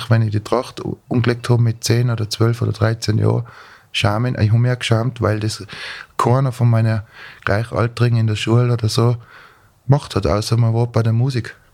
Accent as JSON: {"language": "German", "region": "Tyrol", "country": "Austria", "said": "Also ich werde als Tiroler mein Polka oder mein Walzer immer anders spielen wie der Steirer."}